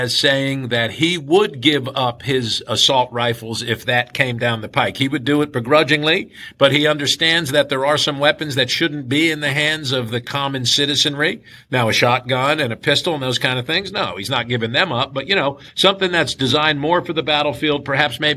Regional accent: New Jersey, United States; moved away as an adult; now in Kentucky, United States; growing up in New Jersey

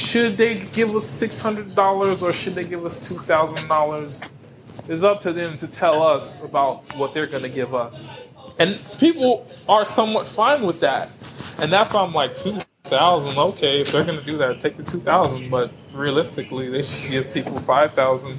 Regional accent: Miami, Florida, United States; moved away; I'm from Miami originally

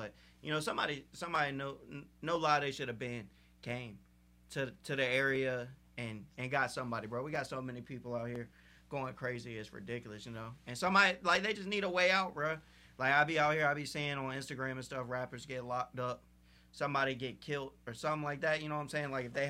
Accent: Portsmouth, Virginia, United States; Yeah, I'm from Portsmouth.

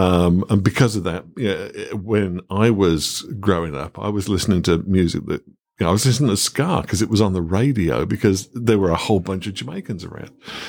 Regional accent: Birmingham, West Midlands, United Kingdom; And that's what it's like growing up in Birmingham. One of my favorite things about Birmingham, as I mentioned, was its, you know, multiculturalism.

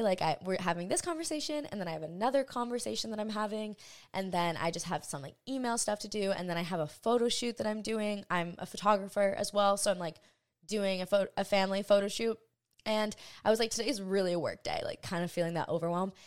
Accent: Hawaii, United States; I grew up in Hawaii

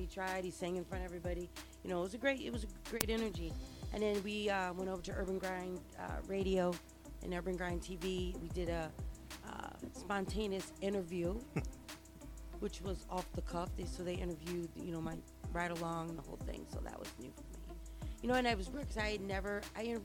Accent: New York City, New York, United States; we come from New York

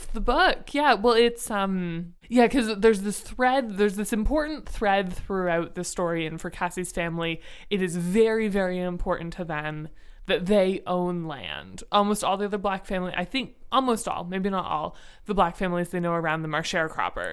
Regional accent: Ontario, Canada; I am from Ontario

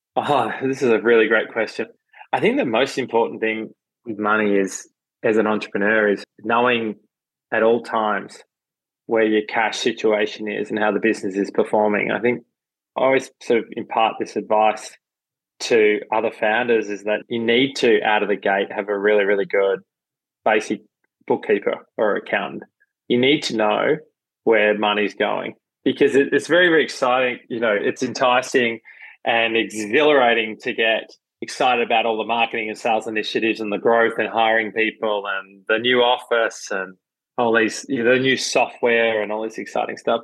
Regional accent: Melbourne, Victoria, Australia; I grew up in Melbourne, Australia.

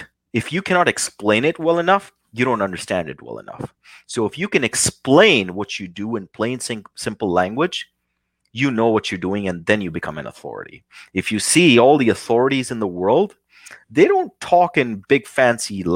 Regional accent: New Delhi, Delhi, India; now in United States; being a young kid, growing up in New Delhi, India

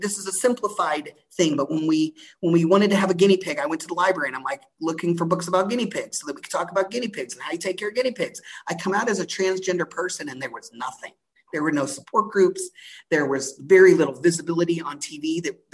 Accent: Galveston, Texas, United States; I was born in Galveston, Texas

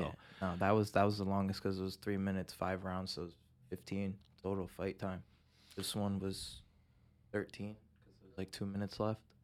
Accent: Pawtucket, Rhode Island, United States; I'm from Pawtucket

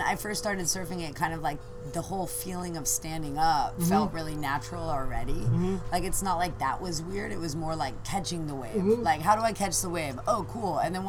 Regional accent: Agoura Hills, California, United States; born or raised there; also born or lived in Downey, California / the desert

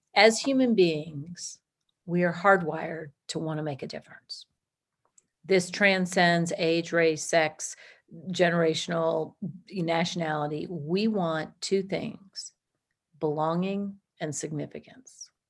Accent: Washington, District of Columbia, United States; moved away as an adult; also born or lived in Georgia; I'm originally from Washington, D C

